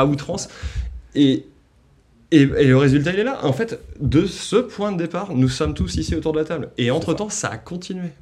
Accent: France; moved away; also born or lived in Paris; je viens de province

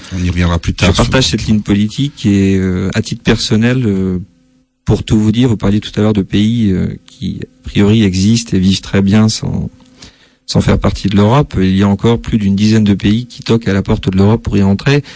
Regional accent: Metz, Grand Est, France; also born or lived in Nancy / Saarbrücken; je suis né à Metz, donc je, suis d'origine vosgienne

